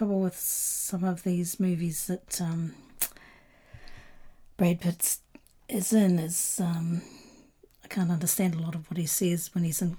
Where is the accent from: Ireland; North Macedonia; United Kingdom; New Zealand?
New Zealand; it was filmed in my hometown, New Zealand